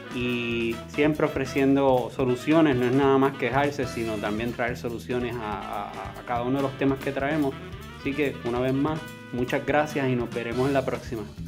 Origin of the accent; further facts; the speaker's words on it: Puerto Rico; como puertorriqueño